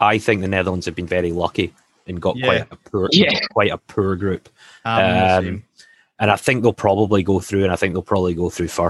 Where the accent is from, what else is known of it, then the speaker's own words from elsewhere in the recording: Scotland, United Kingdom; we're all Scottish.